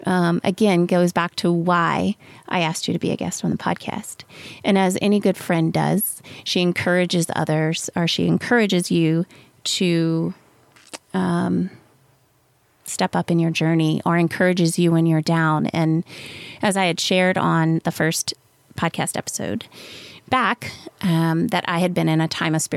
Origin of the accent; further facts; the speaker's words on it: South Louisiana, United States; moved away; I grew up in South Louisiana